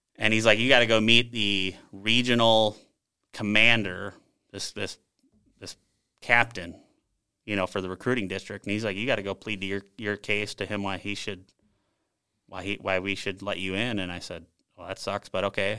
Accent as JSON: {"language": "English", "town": "South St. Paul", "region": "Minnesota", "country": "United States", "tie": "born or raised there", "also_born_or_lived": "Bahrain", "moved": "as an adult", "said": "I grew up in Sault Ste. Paul, Minnesota"}